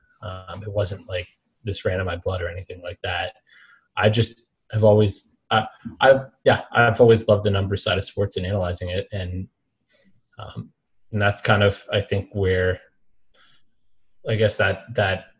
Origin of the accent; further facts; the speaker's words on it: Alexandria, Virginia, United States; also born or lived in Mississippi; I grew up Northern Virginia, Alexandria, right outside of D.C.